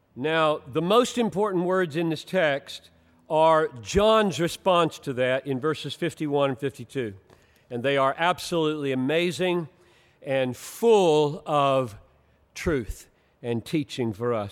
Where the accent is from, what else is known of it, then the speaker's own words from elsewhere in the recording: Greenville, South Carolina, United States; now in Minneapolis, United States; growing up in Greenville, South Carolina